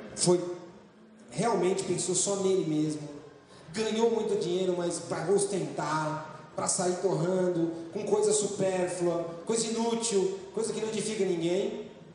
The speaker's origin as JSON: {"language": "Portuguese", "region": "São Paulo", "country": "Brazil", "tie": "born or raised there", "said": "eu sou nascido em São Paulo"}